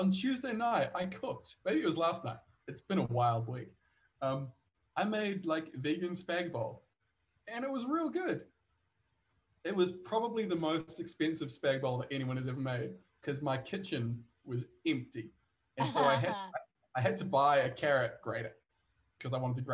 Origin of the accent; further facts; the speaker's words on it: New Zealand; now in Stockholm, Sweden; I am from New Zealand. I currently live in Stockholm.